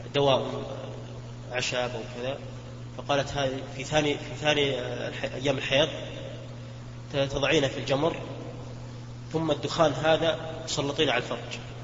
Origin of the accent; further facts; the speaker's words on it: Kuwait; أنا من الكويت